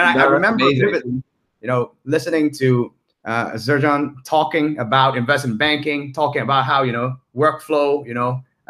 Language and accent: English; Hong Kong; moved away as an adult; also born or lived in California, United States; Pre-Berkeley days, I was a Hong Kong guy, born and raised in Hong Kong, native Hong Kongese